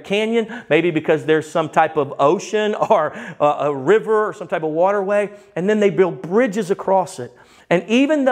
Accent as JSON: {"language": "English", "town": "Baton Rouge", "region": "Louisiana", "country": "United States", "moved": "yes", "lives_now": "Texas, United States", "said": "I'm from Baton Rouge, Louisiana"}